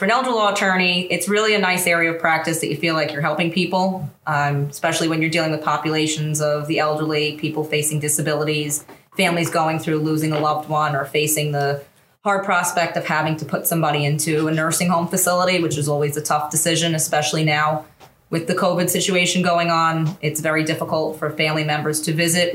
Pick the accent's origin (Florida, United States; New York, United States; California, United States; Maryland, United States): New York, United States; Hauppauge; I grew up in Hapag, Suffolk County